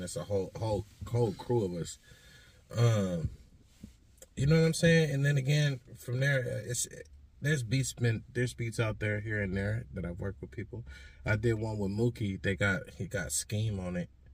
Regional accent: Stockton, California, United States; moved away as an adult; also born or lived in Portland, Oregon; I'm originally, like I said, from Stockton, California, Southside. You feel me? Uh, grew up out there, and yeah, I moved out here in 2007.

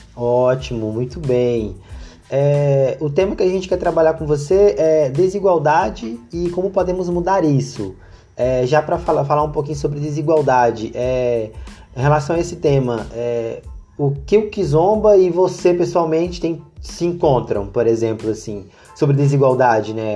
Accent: Brazil; nós brasileiros temos uma tendência de americanizar

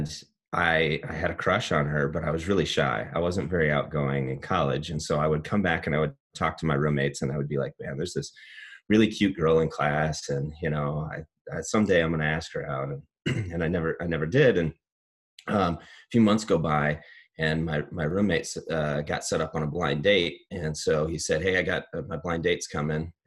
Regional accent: Cedar Rapids, Iowa, United States; I'm an Iowan through and through. So I grew up in Eastern Iowa

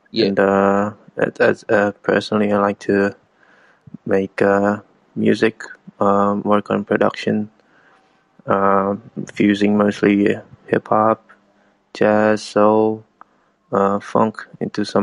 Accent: Indonesia; I'm from Indonesia.

